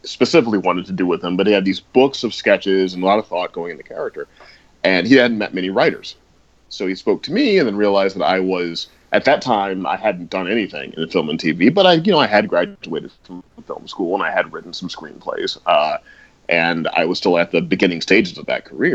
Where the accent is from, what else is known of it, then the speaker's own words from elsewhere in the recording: St. Louis, Missouri, United States; moved away as an adult; also born or lived in New York; I grew up in St. Louis, and I went to NYU